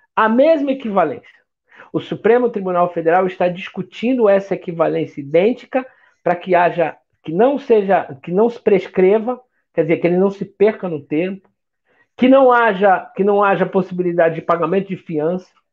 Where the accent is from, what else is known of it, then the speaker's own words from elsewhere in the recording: Rio de Janeiro, Brazil; sou nascido no Rio de Janeiro, sou nascido no Meier